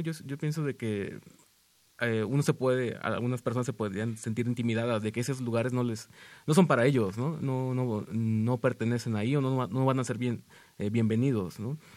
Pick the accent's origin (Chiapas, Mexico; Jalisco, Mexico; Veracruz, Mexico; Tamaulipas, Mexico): Tamaulipas, Mexico; Tampico; moved away as an adult; now in Mexico City, Mexico; yo nací en Tampico, eh, yo llevo cuatro años residiendo aquí en la, en la Ciudad de México